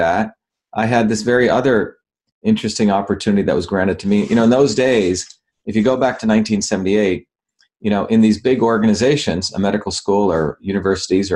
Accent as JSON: {"language": "English", "region": "New Jersey", "country": "United States", "tie": "born or raised there", "also_born_or_lived": "Bombay, India / South India", "said": "I'm basically a working class kid from Jersey. You know, I grew up there playing baseball, mowing lawns."}